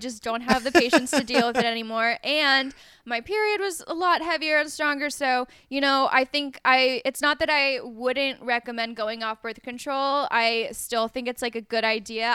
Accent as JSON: {"language": "English", "region": "Colorado", "country": "United States", "tie": "born or raised there", "moved": "yes", "said": "I grew up in Colorado"}